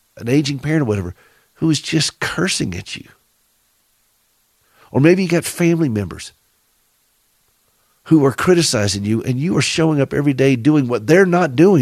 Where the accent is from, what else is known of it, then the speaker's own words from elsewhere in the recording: the South, United States; accent: southern; Forgive my southern accent